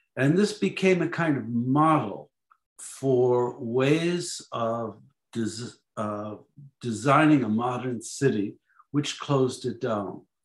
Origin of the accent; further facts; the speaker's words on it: Chicago, Illinois, United States; grew up in Chicago.